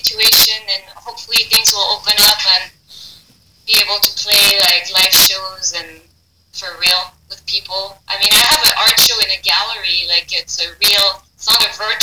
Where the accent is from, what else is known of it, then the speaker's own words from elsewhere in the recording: Paris, Île-de-France, France; English is a second language; moved away; I'm from Paris, France